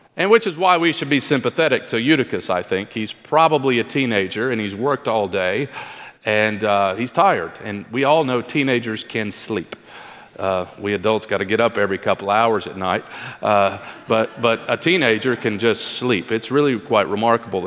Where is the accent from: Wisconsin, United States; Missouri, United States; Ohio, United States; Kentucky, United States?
Kentucky, United States; moved away; my home state, actually, the great state of Kentucky